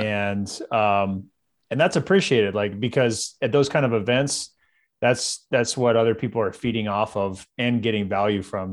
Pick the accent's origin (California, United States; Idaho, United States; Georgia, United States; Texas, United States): California, United States; Visalia; I grew up in Central California